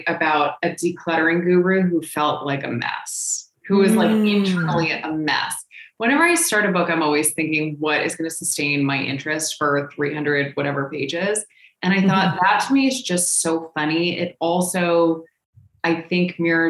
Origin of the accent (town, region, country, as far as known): San Diego, California, United States; born or raised there; moved away; also born or lived in New York